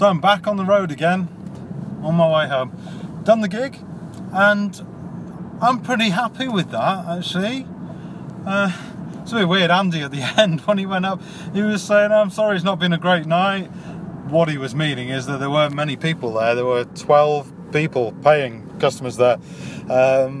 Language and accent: English; Wakefield, Yorkshire and the Humber, United Kingdom; moved away; also born or lived in Dunstable; I'm from a little place called Wakefield in Yorkshire.